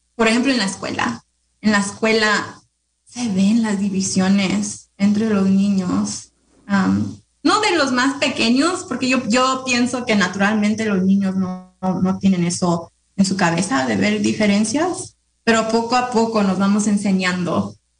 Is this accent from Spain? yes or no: no; Ukiah, California, United States; Nací aquí en Yucaya